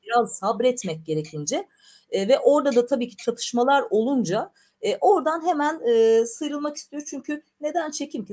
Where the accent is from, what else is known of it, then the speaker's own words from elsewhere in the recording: Black Sea Region, Turkey; ben Karadenizliyimdir.